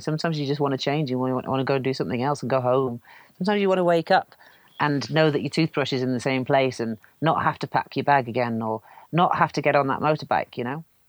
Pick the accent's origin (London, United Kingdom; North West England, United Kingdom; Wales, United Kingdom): Wales, United Kingdom; North; also born or lived in Canada; I grew up in Wales